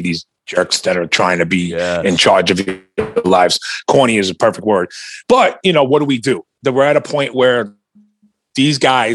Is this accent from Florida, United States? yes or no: no; New York, United States; I grew up in New York